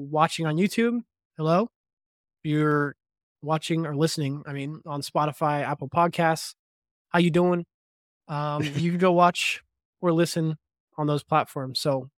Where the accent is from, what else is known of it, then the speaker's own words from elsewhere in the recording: Toronto, Ontario, Canada; Canadian heritage since we both hail from Ontario. I've scouted some video of him online skating with my hometown team, the Toronto Maple Leafs